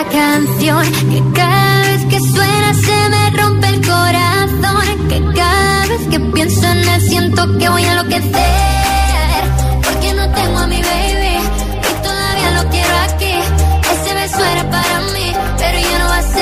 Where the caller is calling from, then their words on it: Valencia, Valencian Community, Spain; desde Valencia